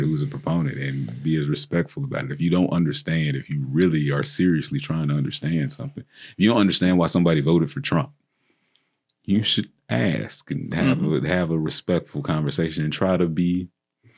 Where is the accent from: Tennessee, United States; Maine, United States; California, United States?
Tennessee, United States; Tennessee, my home state